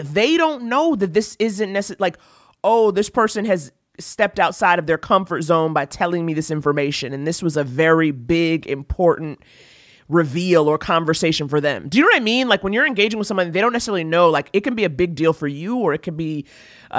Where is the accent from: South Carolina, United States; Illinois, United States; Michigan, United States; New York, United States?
New York, United States; I grew up in New York